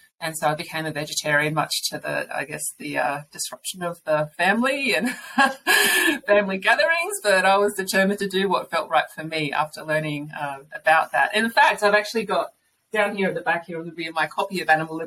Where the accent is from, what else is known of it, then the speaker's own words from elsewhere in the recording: Murray Bridge, South Australia, Australia; also born or lived in Adelaide / Sydney; I grew up in Murray Bridge, we had chickens out the back